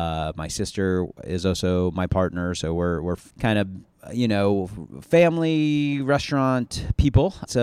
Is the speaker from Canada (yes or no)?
no; Atlanta, Georgia, United States; My background, you know, I grew up here in Metro Atlanta. My parents were restaurateurs.